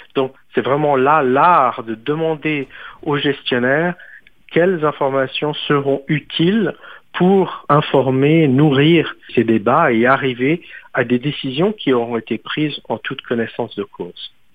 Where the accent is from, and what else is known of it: Switzerland; moved away